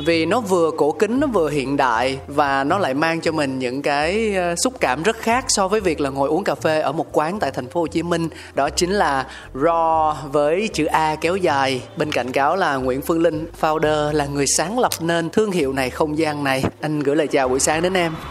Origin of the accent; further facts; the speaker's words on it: Ho Chi Minh City, Vietnam; mình là một người con sinh ra lớn lên tại thành phố Hồ Chí Minh